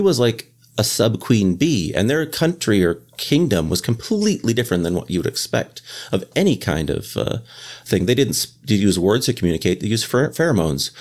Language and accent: English; Canada; moved away as an adult; now in Boston, United States; I am a Canadian expat who is currently living in Boston